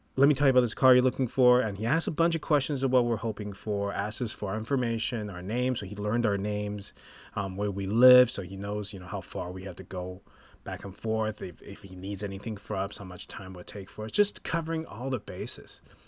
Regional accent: Taipei, Taiwan; moved away; I'm from Taipei, Taiwan

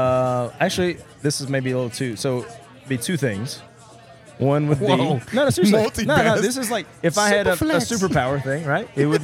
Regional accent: Tennessee, United States; I'm from Tennessee, right?

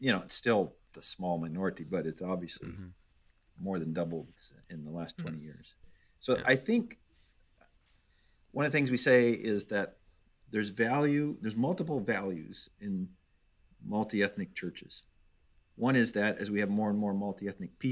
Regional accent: Minnesota, United States; born or raised there; moved away as an adult; also born or lived in Detroit, Michigan; now in Chicago, United States

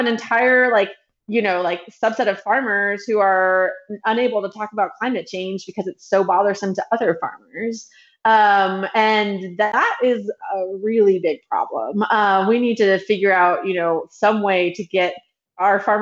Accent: Washington, District of Columbia, United States; also born or lived in Hawaii / Florida; now in Tennessee, United States; I grew up in Washington, D.C.

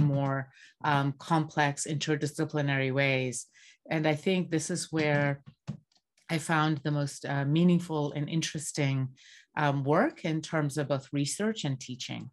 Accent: Bangladesh; moved away; I grew up in Bangladesh and I grew up surrounded by water scarcity

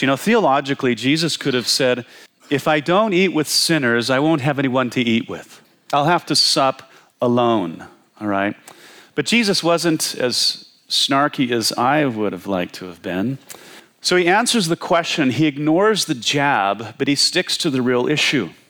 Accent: Washington, United States; I was from Washington State.

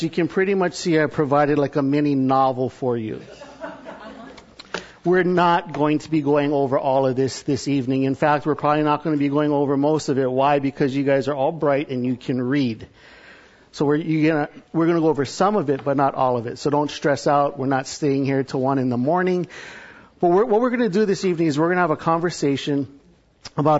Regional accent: Hawaii, United States; moved away as an adult; also born or lived in California; now in Texas, United States; I'm from Hawaii

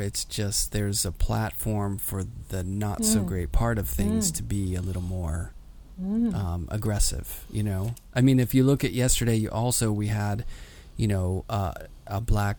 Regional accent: New York, United States; being a New Yorker

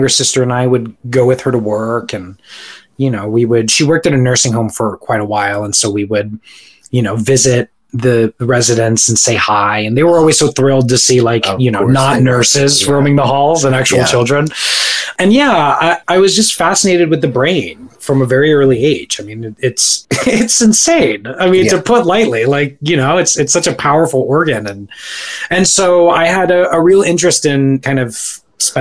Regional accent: Orlando, Florida, United States; moved away as an adult; also born or lived in Staten Island, New York; we moved to Florida in 1992, and I was there up until the end of college

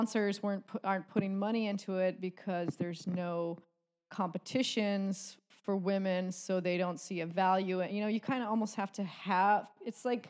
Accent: Kauai, Hawaii, United States; I grew up on Kauai

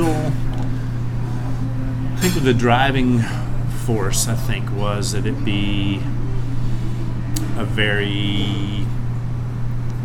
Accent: Winston-Salem, North Carolina, United States; moved away as an adult; also born or lived in Maryville, Tennessee; now in Asheville, United States; both my wife and I grew up in Winston-Salem

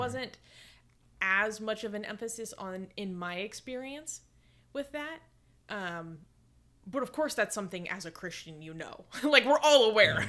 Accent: Seattle, Washington, United States; I grew up in Seattle, you know, in the nineties and two thousands.

